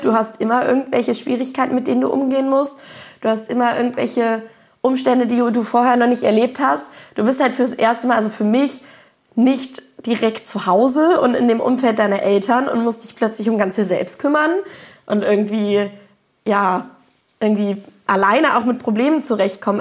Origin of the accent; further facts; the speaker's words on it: Berlin, Germany; ich komme aus Berlin